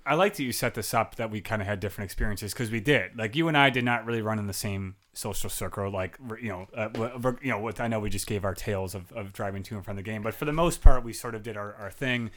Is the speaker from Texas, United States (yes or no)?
no; Chicago, Illinois, United States; now in Milwaukee, United States; I am originally from the south side of Chicago